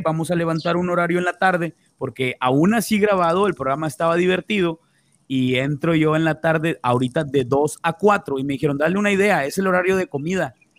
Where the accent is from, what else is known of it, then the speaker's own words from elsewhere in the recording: Mexico; como mexicanos